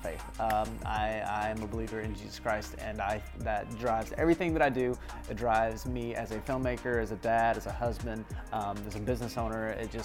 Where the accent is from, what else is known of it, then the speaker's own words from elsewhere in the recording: the Bible Belt, United States; growing up in the Bible Belt